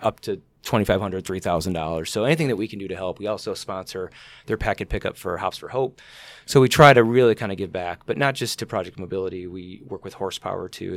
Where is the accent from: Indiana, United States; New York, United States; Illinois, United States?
Illinois, United States; Elgin; I grew up in Elgin, and I was always fascinated, uh, with the Elgin Watch Factory